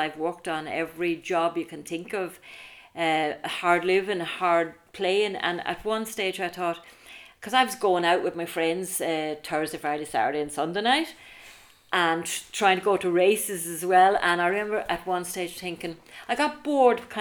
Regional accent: Arklow, Leinster, Ireland; I'm from Arklow, a small enough town

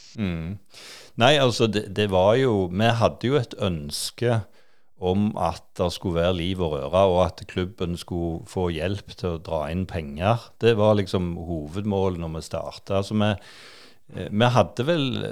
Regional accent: Klepp, Rogaland, Norway; Jeg vokste jo opp på Klepp, da. Så det, jeg har jo bodd på, på Jæren i, i alle år egentlig

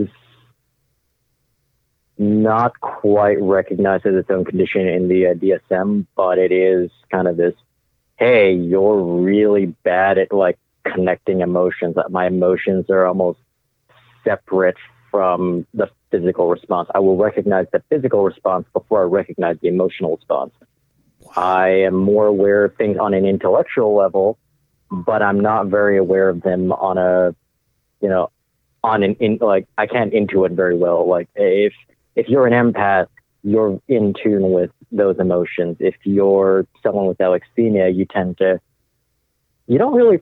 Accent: Los Angeles, California, United States; the neighborhood I grew up in, Echo Park

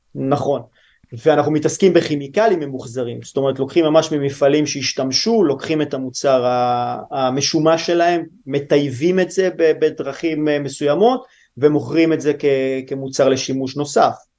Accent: Lehavim, Southern District, Israel; moved away as an adult; also born or lived in Italy; אני גדלתי בלהבים, ש... בדרום

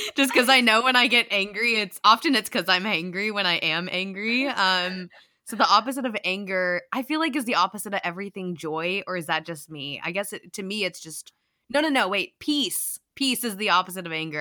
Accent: United States; us Americans

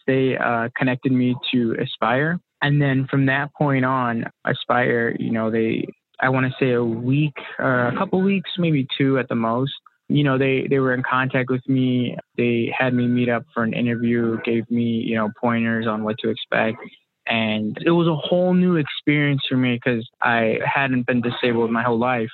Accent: Illinois, United States; I'm from the Illinois area, born and raised here

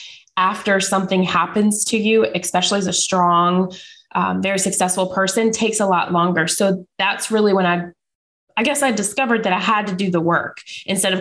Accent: Charlotte, North Carolina, United States; I'm from Charlotte, North Carolina

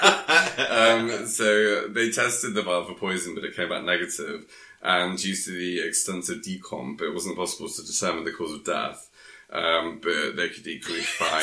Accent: Sussex, South East England, United Kingdom; I'm from Sussex

